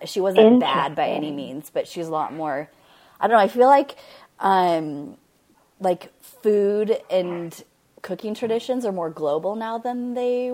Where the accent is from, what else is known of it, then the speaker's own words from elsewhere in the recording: United States; I grew up in Washington, and we didn't have any family around